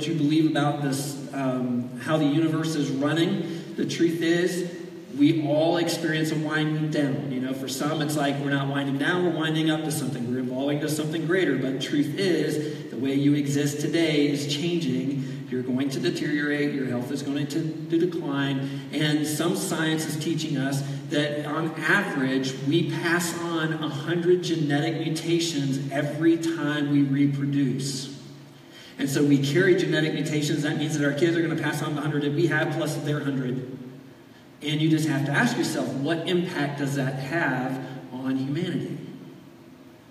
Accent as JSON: {"language": "English", "region": "Florida", "country": "United States", "tie": "born or raised there", "said": "I grew up in Florida. You spend your entire childhood dodging hurricanes"}